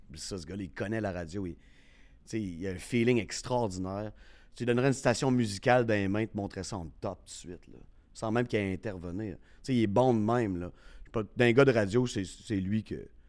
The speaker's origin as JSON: {"language": "French", "town": "Quebec City", "region": "Quebec", "country": "Canada", "said": "je viens de Québec."}